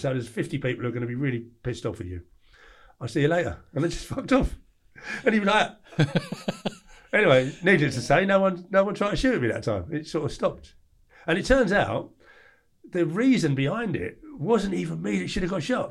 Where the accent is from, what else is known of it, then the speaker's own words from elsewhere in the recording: England, United Kingdom; I was like, "England."